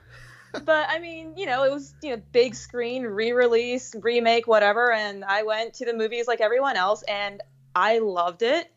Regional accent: United States

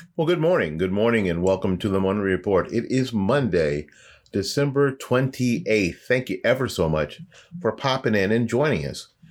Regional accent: Florida, United States; accent: Florida; my Florida accent

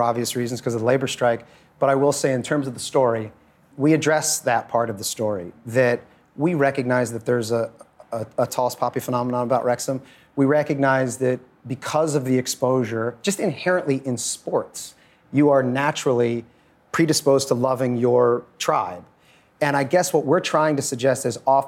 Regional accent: United States; I'm American

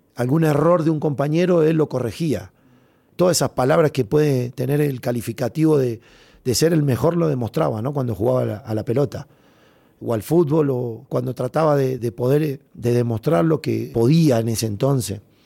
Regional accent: Argentina; todos los argentinos

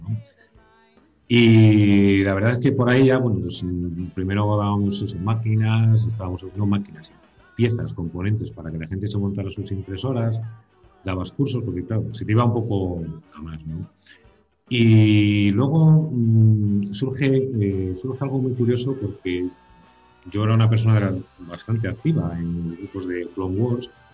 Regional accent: La Bañeza, Castile and León, Spain; now in Zamora, Spain; soy de la Bañeza, León, zona carnavalera 100%

